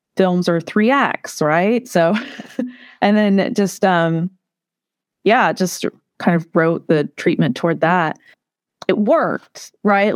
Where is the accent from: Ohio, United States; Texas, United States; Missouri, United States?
Ohio, United States; Portsmouth; I grew up in this place